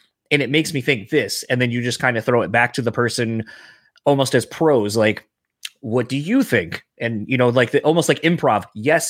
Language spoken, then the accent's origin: English; Delaware, United States; now in Midwest, United States; I grew up in Delaware